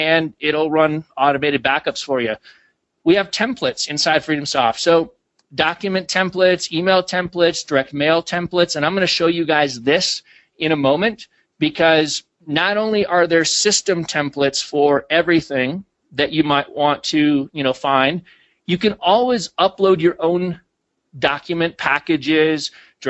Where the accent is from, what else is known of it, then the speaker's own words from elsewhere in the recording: Minnesota, United States; I grew up in Minnesota